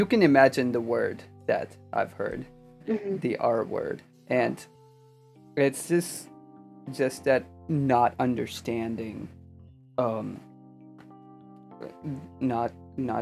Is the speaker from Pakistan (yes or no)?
yes; Pakistan; also born or lived in Buffalo, New York; now in United States; when I was growing up in Pakistan, I didn't really feel like I had any like real friends